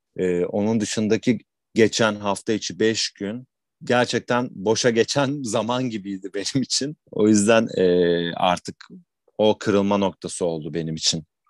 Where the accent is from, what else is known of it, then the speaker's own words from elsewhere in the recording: Istanbul, Turkey; ben bin dokuz yüz seksen yedi İstanbul doğumluyum. Sürekli İstanbul'da yaşadım